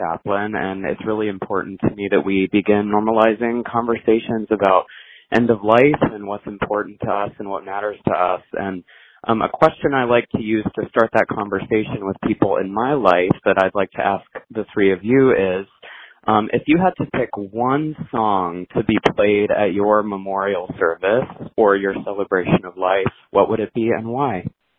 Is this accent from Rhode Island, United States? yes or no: yes; Providence, Rhode Island, United States; I'm from Providence, Rhode Island.